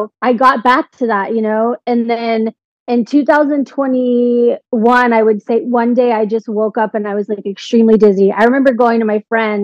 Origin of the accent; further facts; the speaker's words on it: Edmond, Oklahoma, United States; moved away as an adult; now in Florida, United States; I'm originally from Edmond, Oklahoma, which is like a very small town. And I moved down to Florida to work for Walt Disney World.